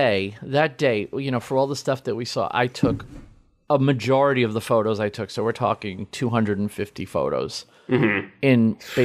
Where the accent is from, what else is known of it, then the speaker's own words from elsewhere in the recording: Midwest, United States; I come from the Midwest and I'm all about being from the Midwest.